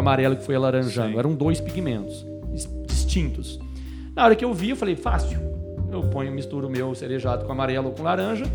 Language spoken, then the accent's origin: Portuguese; Minas Gerais, Brazil; Como um bom mineiro